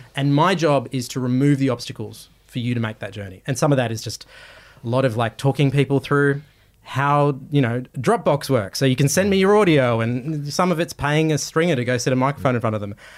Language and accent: English; Australia; I'm Australian